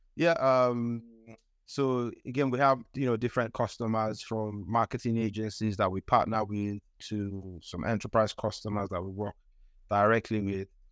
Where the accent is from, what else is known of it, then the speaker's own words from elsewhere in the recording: Nigeria; moved away as an adult; also born or lived in United Kingdom; I'm from Nigeria. I grew up in Nigeria